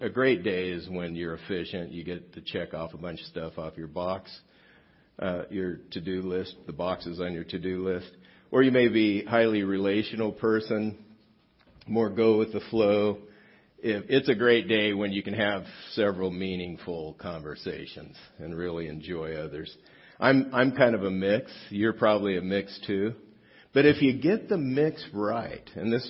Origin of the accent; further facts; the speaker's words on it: South Gate, California, United States; I grew up in Southgate, which is about not very far from here, down the 710 freeway